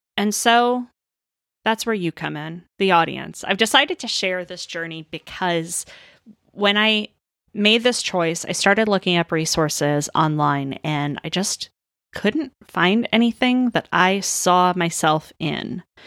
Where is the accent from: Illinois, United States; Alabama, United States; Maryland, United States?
Maryland, United States; moved away as an adult; also born or lived in Northern Florida; now in Southern California, United States; I'm from Maryland originally